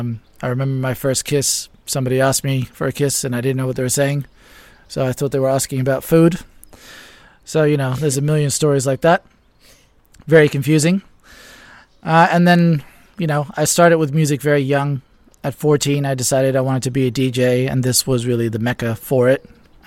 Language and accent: English; Ibiza, Balearic Islands, Spain; And in many ways, in the wintertime in particular, it's like growing up in any other small town. Because when I did grow up here, it was actually still a small town.